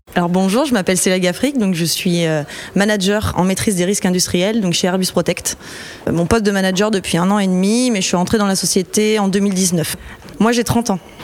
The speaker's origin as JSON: {"language": "French", "region": "Brittany", "country": "France", "said": "dans ma région d'origine, la Bretagne"}